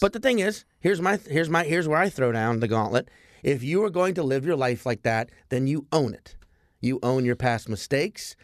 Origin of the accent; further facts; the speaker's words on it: New Orleans, Louisiana, United States; now in New York, United States; I'm also from New Orleans